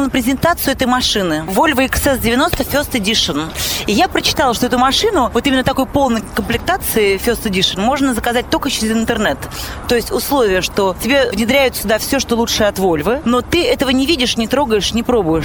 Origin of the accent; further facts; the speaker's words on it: Moscow, Russia; я коренная москвичка